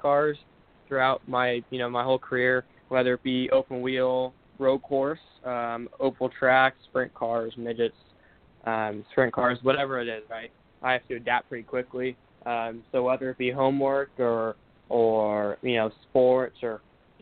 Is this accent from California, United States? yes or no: yes; Bay Area, California, United States; I'm from California. I'm from the Bay Area.